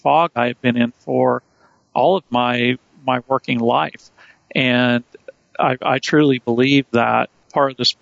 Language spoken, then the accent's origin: English; rural North Carolina, United States; I grew up around a bunch of good old boys in rural North Carolina.